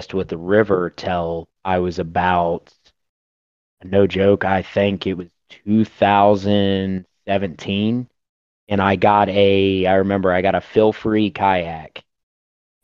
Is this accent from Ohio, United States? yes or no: yes; Southwest Ohio, United States; I'm from Ohio, Southwest Ohio. Born and raised here, still live in my hometown